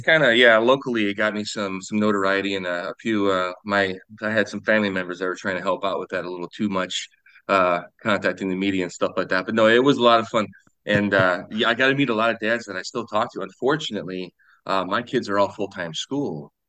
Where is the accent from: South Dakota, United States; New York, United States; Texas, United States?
South Dakota, United States; Sioux Falls; I'm from Sioux Falls, South Dakota. Um, I was born and raised here.